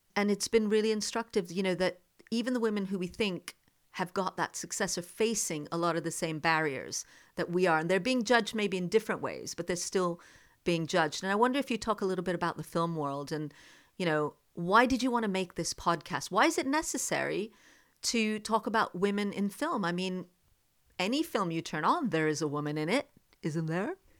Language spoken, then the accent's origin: English; the Deep South of America, United States; moved away as an adult; also born or lived in Jammu, India / India; now in United Kingdom; I also grew up in the deep south of America